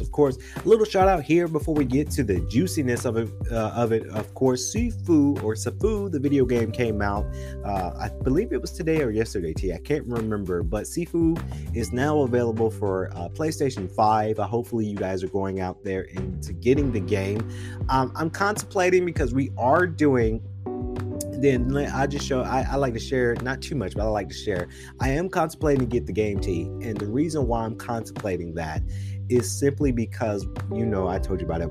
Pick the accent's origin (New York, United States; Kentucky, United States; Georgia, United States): Georgia, United States; Macon; now in Atlanta, United States; Now we are living in Atlanta, and you guys know I'm originally from uh, Macon, Georgia